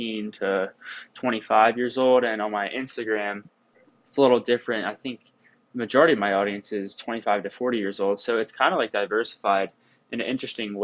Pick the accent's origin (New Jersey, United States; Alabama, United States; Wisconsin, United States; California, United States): New Jersey, United States; southern; moved away as an adult; also born or lived in Virginia; now in Ohio, United States; I'm from New Jersey, southern part of New Jersey